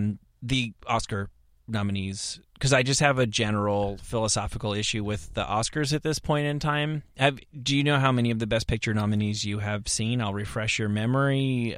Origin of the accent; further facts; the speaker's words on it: United States; Like, I thought I hated Russia because, you know, I'm all American